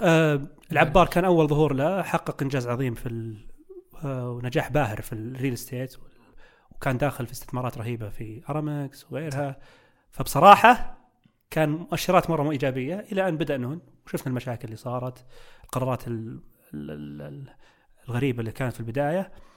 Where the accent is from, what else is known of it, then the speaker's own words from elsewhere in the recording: Saudi Arabia; عندنا في السعوديه